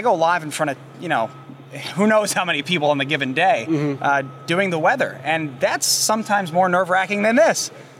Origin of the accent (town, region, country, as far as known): Sherman, Connecticut, United States; born or raised there; moved away